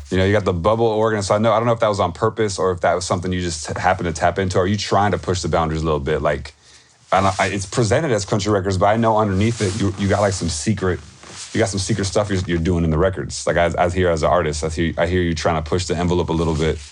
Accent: Tupelo, Mississippi, United States; I was born in Tupelo

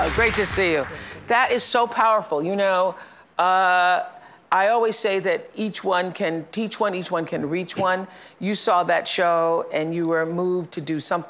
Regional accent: the South, United States; growing up in the South

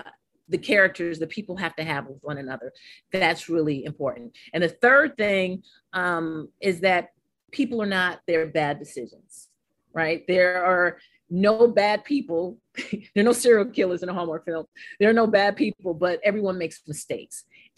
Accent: St. Croix, U.S. Virgin Islands; I'm from St. Croix, the U.S. Virgin Islands, so you have us

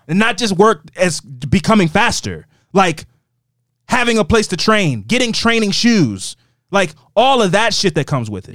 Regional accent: Baltimore, Maryland, United States; growing up in Baltimore

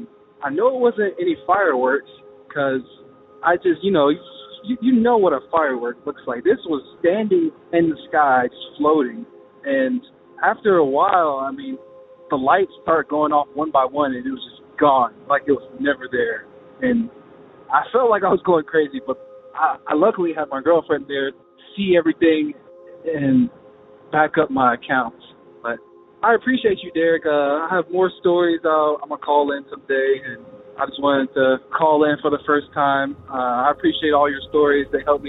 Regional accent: Charlotte, North Carolina, United States; I'm …. I'm from Charlotte, North Carolina.

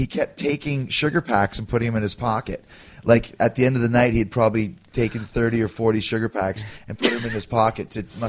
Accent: Calgary, Alberta, Canada; But I came from Calgary, so therefore I'm a Calgary kid, like you guys are.

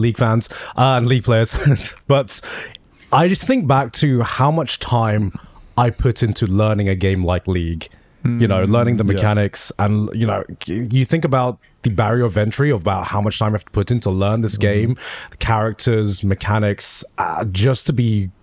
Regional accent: United Kingdom; I'm just too British

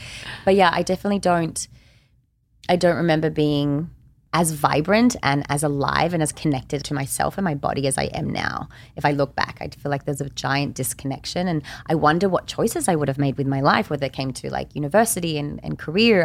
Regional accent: Australia; I'm also Australian

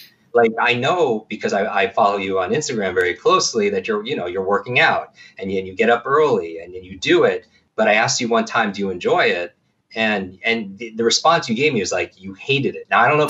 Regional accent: Northeast, United States; I grew up in the Northeast.

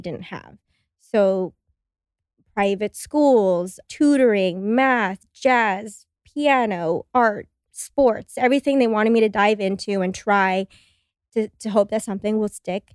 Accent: Los Angeles, California, United States; moved away as an adult; now in Austin, United States; I grew up in Los Angeles

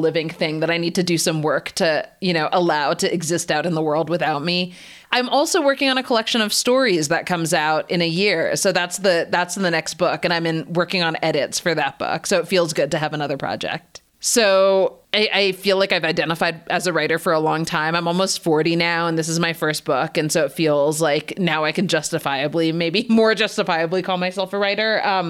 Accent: Canada; born or raised there; also born or lived in United States

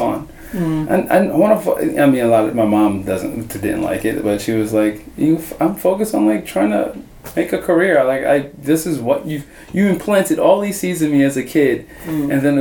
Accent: Baltimore, Maryland, United States; growing up in Baltimore, growing up in the U.S.

